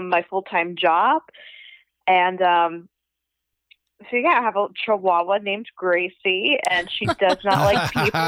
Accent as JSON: {"language": "English", "town": "Panama City", "region": "Florida", "country": "United States", "tie": "born or raised there", "also_born_or_lived": "Georgia", "said": "Born and raised in Panama City, Florida. So I grew up in the spring break capital of the world"}